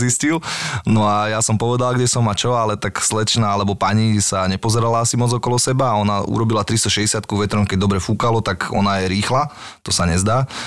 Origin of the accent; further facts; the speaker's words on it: Bratislava, Bratislava Region, Slovakia; Ja som z Petršky